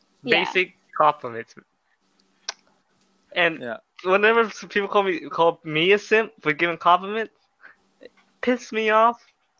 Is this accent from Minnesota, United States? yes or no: no; Rhode Island, United States; I'm from the East Coast, Rhode Island. I'm living in my dorm right now.